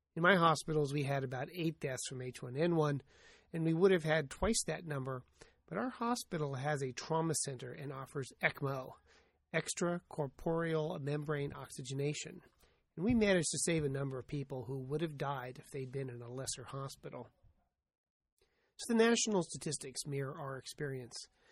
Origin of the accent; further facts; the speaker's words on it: United States; I'm an American.